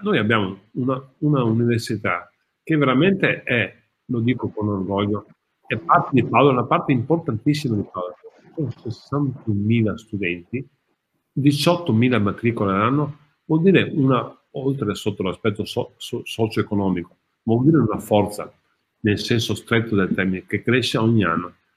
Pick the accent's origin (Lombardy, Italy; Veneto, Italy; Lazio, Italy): Veneto, Italy; Padua; sono un padovano e amo questa città